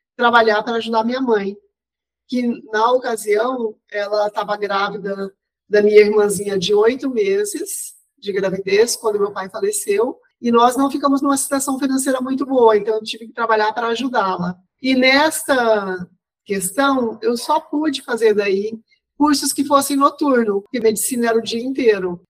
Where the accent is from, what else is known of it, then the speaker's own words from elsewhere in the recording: Ponta Porã, Mato Grosso do Sul, Brazil; Não sou pantaneira, sou sul-mato-grossense, mas nasci em Ponta Porã, que faz divisa com o Paraguai